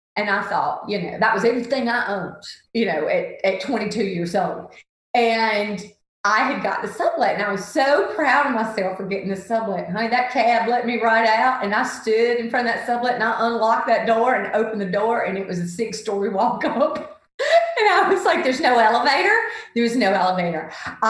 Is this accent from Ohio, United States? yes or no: no; Gaffney, South Carolina, United States; moved away as an adult; also born or lived in Columbia, South Carolina / New York City; now in Los Angeles, United States; I grew up in Gaffney, South Carolina, and then I went to University of South Carolina in Columbia. So that was the big city.